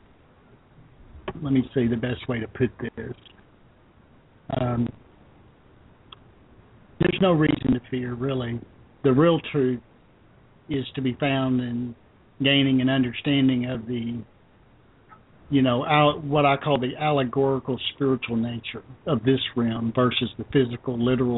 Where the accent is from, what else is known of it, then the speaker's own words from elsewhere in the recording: Arkansas, United States; also born or lived in Memphis, Tennessee; Yeah, I was born in Memphis, but I grew up in Arkansas most of my life.